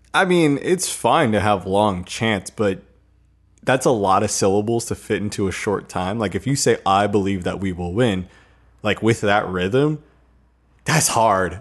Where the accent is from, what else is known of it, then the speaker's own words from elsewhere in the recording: United States; I'm American